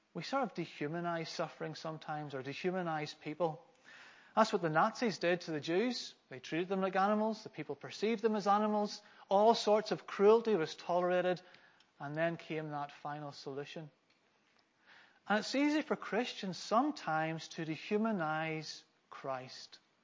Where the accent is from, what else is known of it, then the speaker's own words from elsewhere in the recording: Northern Ireland, United Kingdom; also born or lived in Glasgow, Scotland; I'm from Scotland. I was born in Glasgow. But when my parents, when I was around five, my parents demonstrated some blue sky thinking. And uh, so they moved to Northern Ireland